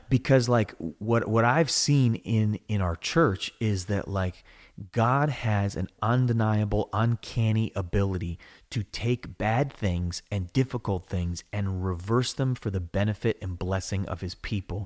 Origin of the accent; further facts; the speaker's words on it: United States; I'm an American. I love America